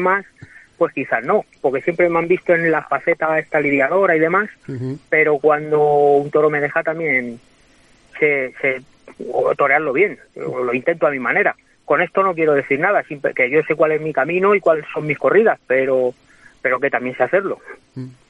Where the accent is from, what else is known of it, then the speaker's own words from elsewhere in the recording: Guadalajara, Castilla-La Mancha, Spain; now in Madrid, Spain; soy de Guadalajara y voy mucho, pero, pero mi residencia es Madrid